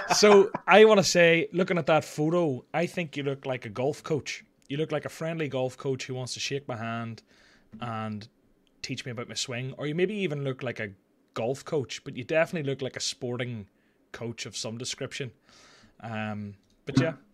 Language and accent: English; Ireland